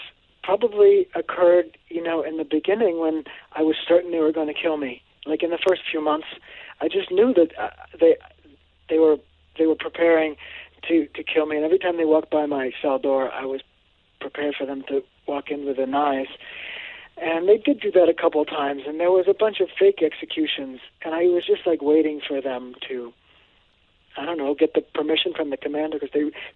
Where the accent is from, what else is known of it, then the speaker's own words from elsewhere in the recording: Cambridge, Massachusetts, United States; also born or lived in Woodstock, Vermont; I grew up in Cambridge, Massachusetts, and Woodstock, Vermont.